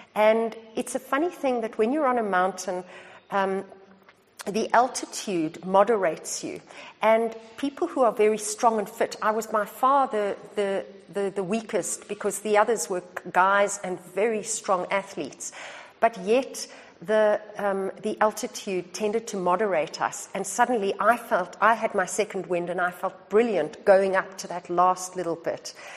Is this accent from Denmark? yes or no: no; South Africa; moved away as an adult; also born or lived in Australia; the country of my birth